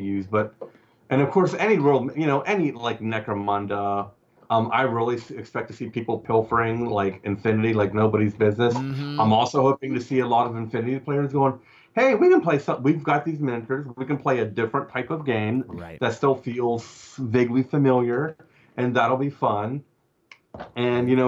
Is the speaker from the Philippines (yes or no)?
no; Cumberland, Maryland, United States; my hometown of Cumberland, Maryland